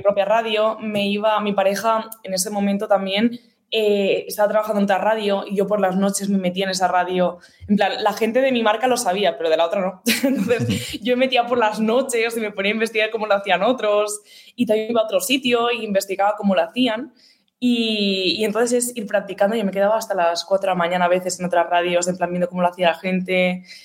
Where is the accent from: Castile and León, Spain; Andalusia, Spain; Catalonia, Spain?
Catalonia, Spain; Gavà; mi pueblo, como tal, ¿sabes? De Gabá.